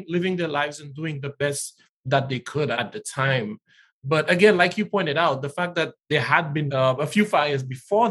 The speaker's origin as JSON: {"language": "English", "country": "St. Lucia", "tie": "born or raised there", "moved": "as an adult", "said": "born and raised in St. Lucia, although the last few years I barely get home anymore"}